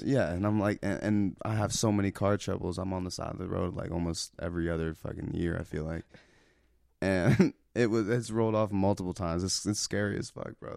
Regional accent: Cincinnati, Ohio, United States; I'm from Cincinnati, Ohio

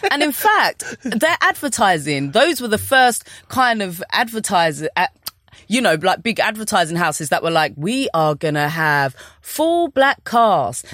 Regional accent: London, United Kingdom; moved away as an adult; also born or lived in New York, United States; I grew up in Brixton

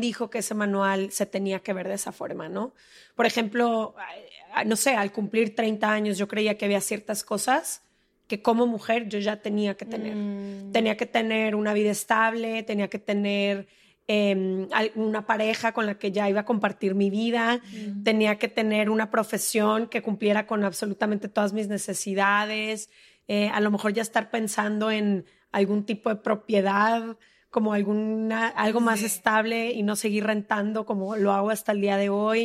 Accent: Guadalajara, Jalisco, Mexico; moved away as an adult; also born or lived in Mexico City; Yo soy de Guadalajara, ¿no? Ahí crecí toda la vida

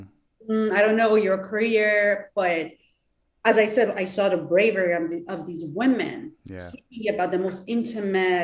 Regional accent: Iran; English is a second language; moved away as an adult; now in Southern California, United States; I'm from Iran

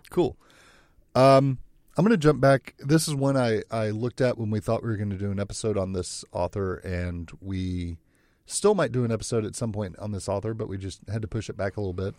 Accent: South Texas, United States; moved away; I grew up in South Texas

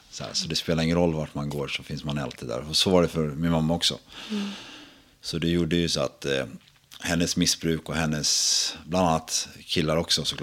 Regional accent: Sweden; jag brukar säga att jag är från Sverige. Jag säga. Det är allt mellan Uppsala och Skåne har jag uppväxt.

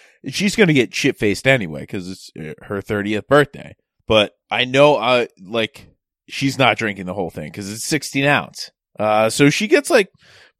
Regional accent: Cecil County, Maryland, United States; I was from Cecil County

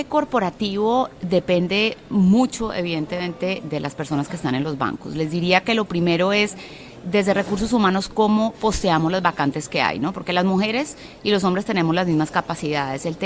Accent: Colombia; Soy colombiana.

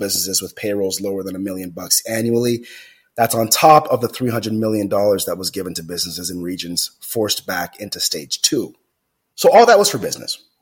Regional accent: Jamaica; moved away; I grew up in Jamaica, and in my most formidable years as a kid, I didn't have any hot water.

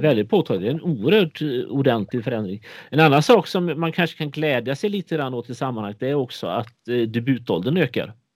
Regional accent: Sjömarken, Västra Götaland, Sweden; mitt ungdomsgäng i Sjömarken utanför Borås på 80-talet där jag växte upp

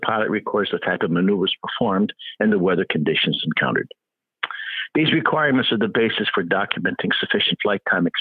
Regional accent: Albany, New York, United States; We grew up in the Albany area. My family moved here, I believe, in the early 50s

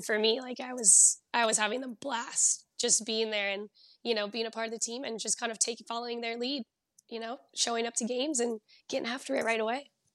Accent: Southern California, United States; moved away as an adult; now in Bay Area, United States; I grew up down in Southern California

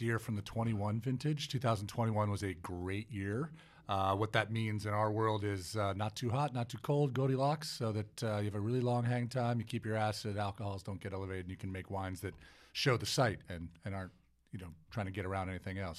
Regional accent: Cleveland, Ohio, United States; moved away; I'm originally from Cleveland, Ohio. Uh, so, uh, I, uh, grew up in the eastern suburbs of Cleveland

